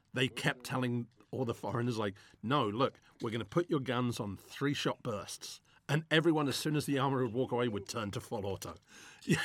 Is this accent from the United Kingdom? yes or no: yes; England, United Kingdom; growing up in England, I grew up during the time when you couldn't have nunchucks in a movie.